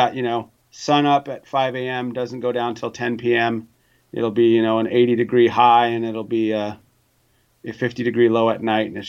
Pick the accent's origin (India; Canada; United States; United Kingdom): United States; North Dakota; I'm originally from North Dakota, and they're not getting the rain out there that they want right now.